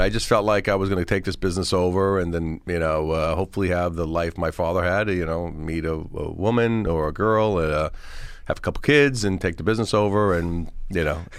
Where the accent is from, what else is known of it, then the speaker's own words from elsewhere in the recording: Oakdale, New York, United States; So I'm like from Oakdale originally, and you know, I'm from here, and I was just a normal guy